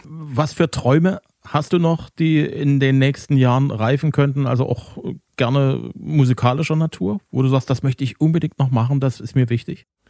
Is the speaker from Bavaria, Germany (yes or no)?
no; Zwickau, Saxony, Germany; in meiner Heimatstadt